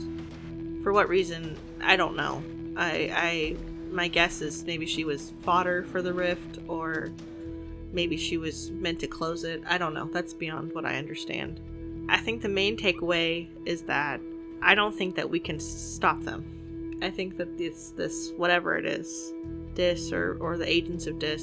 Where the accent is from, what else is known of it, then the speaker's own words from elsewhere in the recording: California, United States; we're all from California